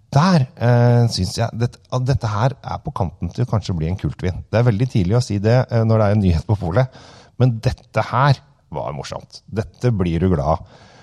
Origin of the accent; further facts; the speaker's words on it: Norway; oss her hjemme i Norge